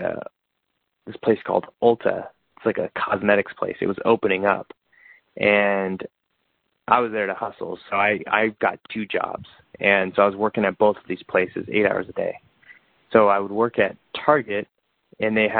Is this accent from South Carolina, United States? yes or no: no; Bakersfield, California, United States; moved away as an adult; now in Los Angeles, United States; I actually went back to Bakersfield, my hometown, to save up a little bit of money.